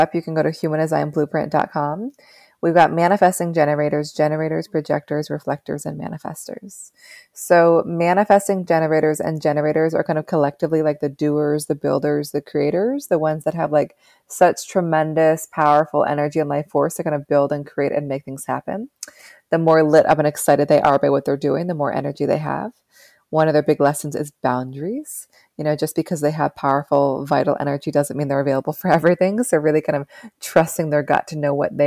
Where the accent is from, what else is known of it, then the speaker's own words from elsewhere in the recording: West Coast, United States; also born or lived in New York City, United States; now in Upstate New York, United States; I'm from the West Coast.